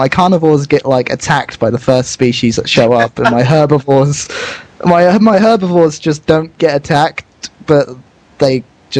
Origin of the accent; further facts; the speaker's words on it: England, United Kingdom; I'm English